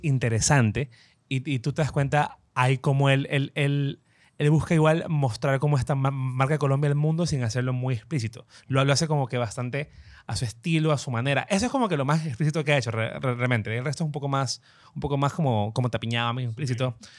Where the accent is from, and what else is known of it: Ecuador